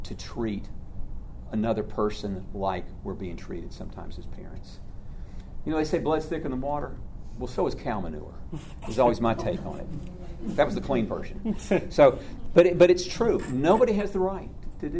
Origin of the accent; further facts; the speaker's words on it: Atlanta, Georgia, United States; also born or lived in White, Georgia; I grew up in Atlanta, so I was a city boy